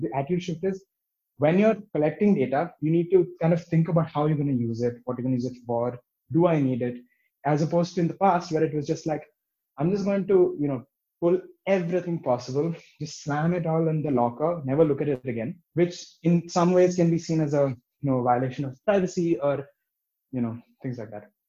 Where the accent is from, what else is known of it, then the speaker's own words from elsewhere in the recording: Bangalore, Karnataka, India; moved away as an adult; now in Berlin, Germany; I grew up in Bangalore